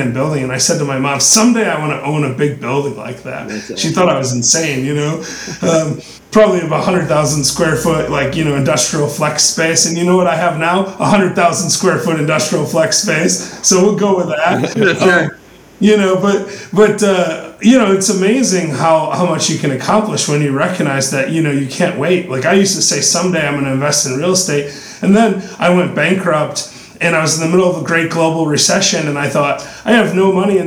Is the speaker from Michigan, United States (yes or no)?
yes; West Michigan, United States; I grew up in West Michigan, which had a lot of Protestant Dutch influence.